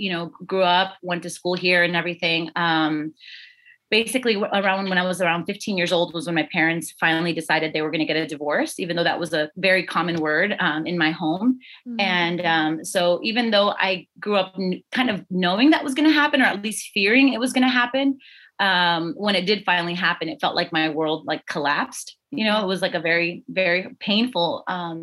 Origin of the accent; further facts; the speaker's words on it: South Florida, United States; I was born and raised in South Florida. Only lived here.